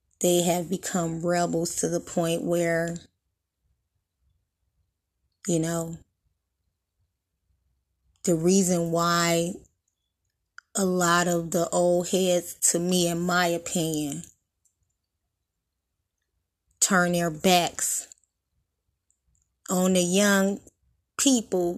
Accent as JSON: {"language": "English", "town": "Detroit", "region": "Michigan", "country": "United States", "tie": "born or raised there", "said": "we are from Detroit, born and raised"}